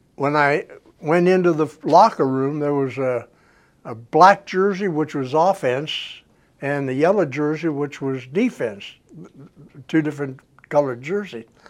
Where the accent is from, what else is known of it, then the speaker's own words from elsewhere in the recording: St. Clairsville, Ohio, United States; moved away as an adult; also born or lived in Chattanooga, Tennessee; St. Clairsville, Ohio. Actually, a little town from St. Clairsville called Fairpoint was a coal mining town. And I went to school in St. Clairsville